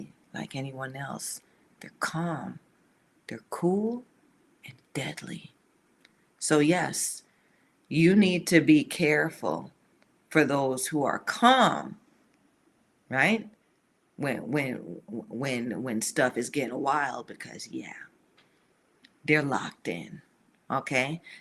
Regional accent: the South, United States; I grew up in the South

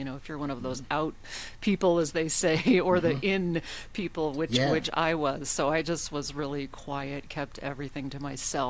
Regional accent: Alaska, United States; accent: northern; I'm from Alaska

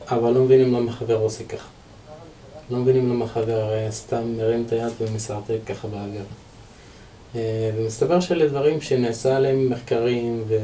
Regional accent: Deir al-Asad, Northern District, Israel; בן 27. במקור אני מצפון, כפר דיר אל-אסד.

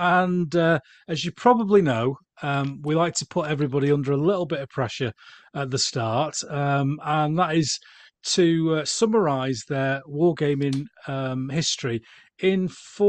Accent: Yorkshire and the Humber, United Kingdom; For a Yorkshireman, many people say that the English is my second language

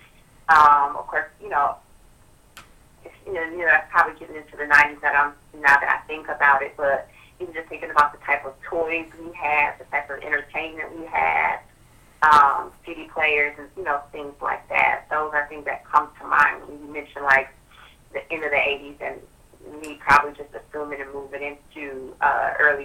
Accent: Milwaukee, Wisconsin, United States; I grew up on the north side of Milwaukee, right at about 27th and Juneau

